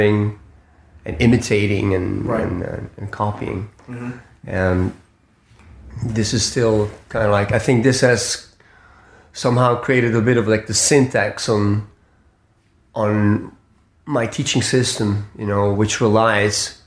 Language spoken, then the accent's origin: English; Switzerland; moved away; also born or lived in Far East / Spain / Italy; I was born in Switzerland